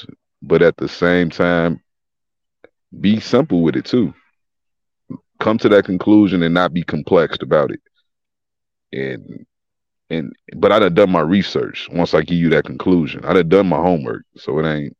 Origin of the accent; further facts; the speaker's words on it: Chicago, Illinois, United States; I'm from Chicago, born and raised.